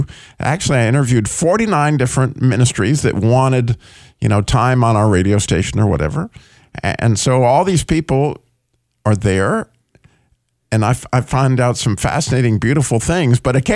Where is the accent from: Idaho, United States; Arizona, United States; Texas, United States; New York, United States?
Idaho, United States; born there; also born or lived in California / Colorado / New Mexico / Michigan; I was born in Idaho. I lived in Michigan, Illinois, obviously North Carolina and Georgia, and I just lived all over the place.